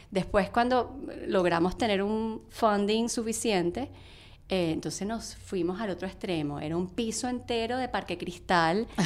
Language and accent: Spanish; Venezuela; moved away as an adult; now in United States; yo me vine de Venezuela con lo que sea.com, trabajando con ellos.